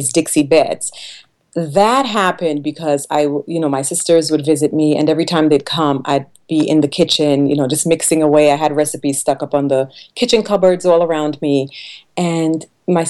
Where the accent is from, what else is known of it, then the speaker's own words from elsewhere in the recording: Trinidad & Tobago; moved away; I was born on the island of Trinidad, I grew up in a really tiny village